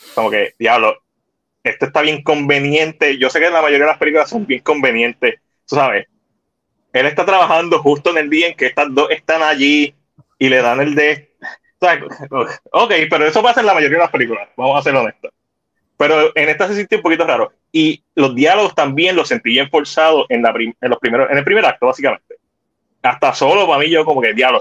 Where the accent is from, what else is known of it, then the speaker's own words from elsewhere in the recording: Puerto Rico; nos identifica como puertorriqueños